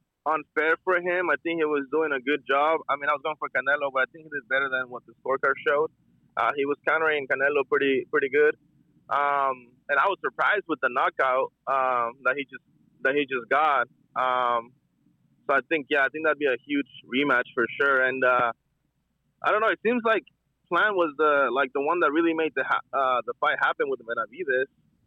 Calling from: Vancouver, Washington, United States; I'm from Vancouver, Washington.

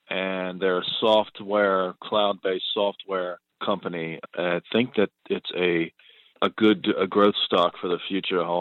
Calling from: Pennsylvania, United States; I'm from Pennsylvania, calling about a stock Zen desk

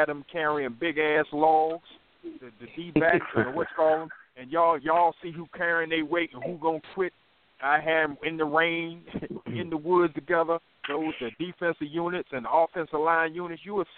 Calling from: North Carolina, United States; I'm calling from North Carolina.

